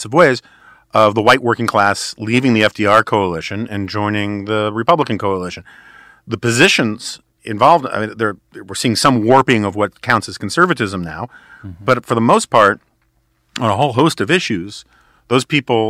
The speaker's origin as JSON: {"language": "English", "region": "New York", "country": "United States", "tie": "born or raised there", "moved": "yes", "lives_now": "Washington, D.C., United States", "said": "I grew up on the Upper West Side of Manhattan."}